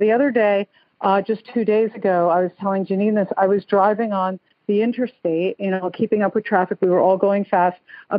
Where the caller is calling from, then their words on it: Stuart, Florida, United States; also born or lived in New Jersey; I'm calling from Stuart, Florida. I have a New Jersey number, but I left New Jersey about 10 years ago